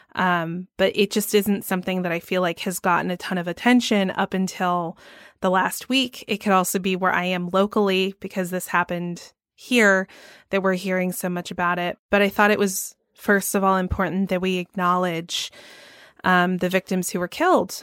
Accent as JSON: {"language": "English", "town": "Atlanta", "region": "Georgia", "country": "United States", "tie": "born or raised there", "said": "my hometown of Atlanta"}